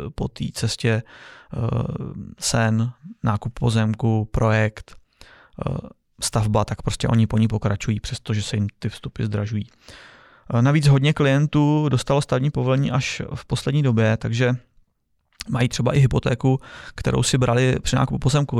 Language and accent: Czech; Czechia; u nás v Čechách